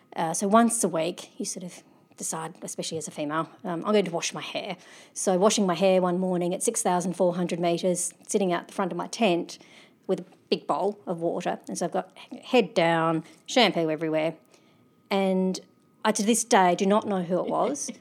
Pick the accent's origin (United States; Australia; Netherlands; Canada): Australia; also born or lived in Adelaide; being Australian, I'm privileged. I live in Adelaide